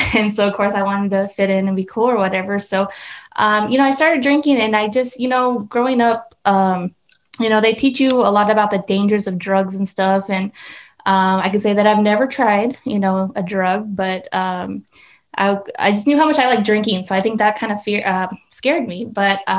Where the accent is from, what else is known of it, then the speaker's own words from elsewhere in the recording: Casa Grande, Arizona, United States; I grew up here in Casa Grande, born and raised